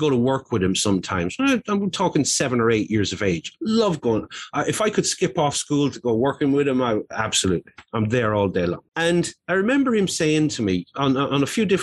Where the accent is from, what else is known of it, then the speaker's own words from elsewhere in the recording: Ireland; I grew up in Roman Catholic Ireland in the 1970s